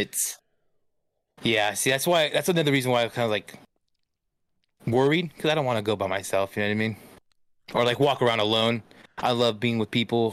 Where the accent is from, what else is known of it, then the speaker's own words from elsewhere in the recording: Stockton, California, United States; I'm from Stockton.